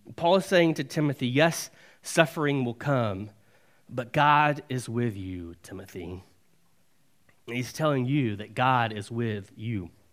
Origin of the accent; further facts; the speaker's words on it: Alabama, United States; born and raised in Alabama